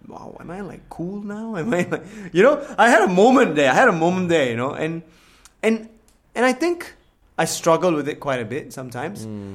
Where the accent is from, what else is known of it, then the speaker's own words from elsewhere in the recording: Singapore; English is a second language; I grew up in Singapore.